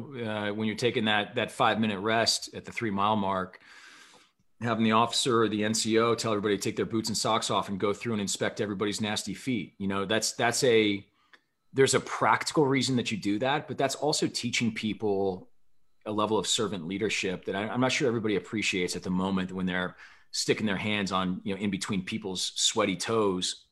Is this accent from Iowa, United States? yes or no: yes; Bettendorf, Iowa, United States; born or raised there; moved away as an adult; also born or lived in Omaha, Nebraska / Wisconsin